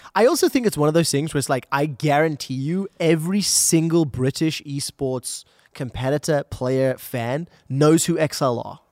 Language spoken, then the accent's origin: English; South Africa; I'm from South Africa.